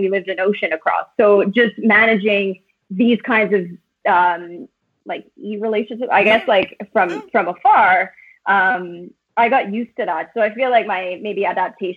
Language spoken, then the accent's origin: English; Timmins, Ontario, Canada; moved away as an adult; also born or lived in Ottawa / west coast of Canada; I was born and raised in Timmins, but I left Timmins when I was 19.